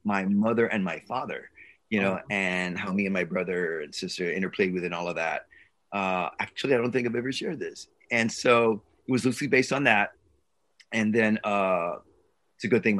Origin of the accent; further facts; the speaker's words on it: San Antonio, Texas, United States; also born or lived in Los Angeles, California; I was born in Los Angeles, in East LA. Los Angeles. Stayed there for a while. My parents moved to San Antonio